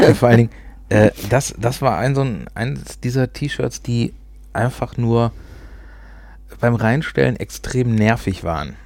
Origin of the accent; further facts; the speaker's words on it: Ruhr area, North Rhine-Westphalia, Germany; accent: Ruhrpott; Also wir sprechen kein Hochdeutsch, wir kommen aus dem Pott